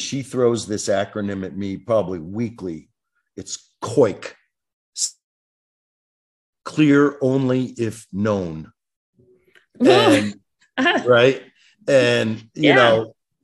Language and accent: English; Detroit, Michigan, United States; That's my hometown, Detroit